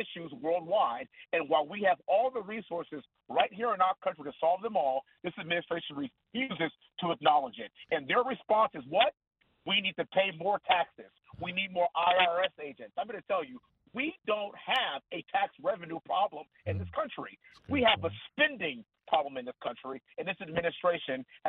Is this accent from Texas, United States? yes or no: yes; Texas, United States; when you come from a family that has 60 years worth of service, that loves the American way, and we're all from Texas